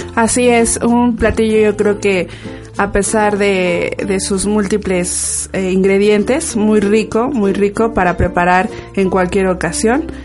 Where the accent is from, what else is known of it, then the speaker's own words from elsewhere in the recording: Milpa Alta, Mexico City, Mexico; nosotros somos originarios de aquí de Milpalta, tanto Haidar como yo